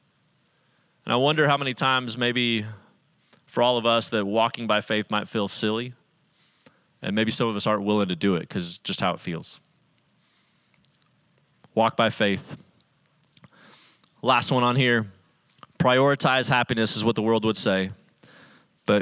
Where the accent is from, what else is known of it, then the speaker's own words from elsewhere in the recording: Salt Lake City, Utah, United States; I grew up in Salt Lake City, Utah, as one of very few Christians among a whole lot of people that were Mormon